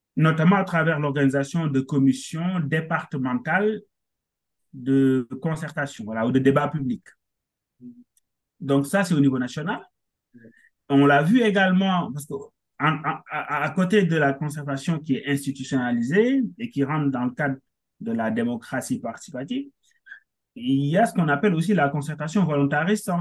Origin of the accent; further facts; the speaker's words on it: Senegal; moved away as an adult; also born or lived in Dakar; now in France; je suis sénégalais, hein, euh, naturalisé français dernièrement. Mm-hmm. je suis arrivé en France en 2016 dans le cadre de mes études.